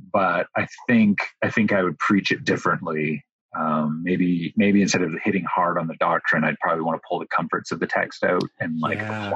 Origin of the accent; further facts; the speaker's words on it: Windsor, Ontario, Canada; moved away as an adult; also born or lived in Toronto, Ontario; now in United States; my hometown of Windsor, Ontario